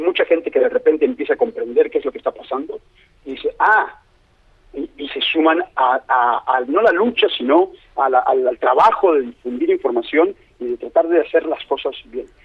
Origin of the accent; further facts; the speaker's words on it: Mexico City, Mexico; moved away as an adult; now in Playa del Carmen, Mexico; soy, de la Ciudad de México, me fui en el 96 y regresé a México y me quedé a vivir en Playa del Carmen